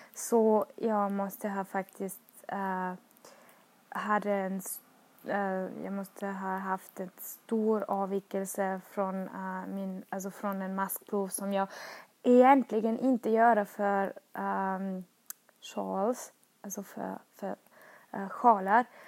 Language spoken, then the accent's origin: Swedish; Austria; Swedish is a second language; moved away as an adult; now in Sweden; jag kommer från Österrike och har flyttat till Sverige